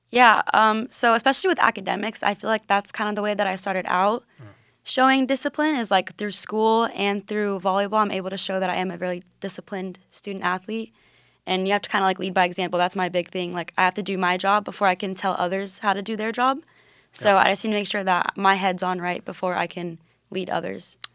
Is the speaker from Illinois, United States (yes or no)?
no; Land O' Lakes, Florida, United States; I'm from Land Lakes, Florida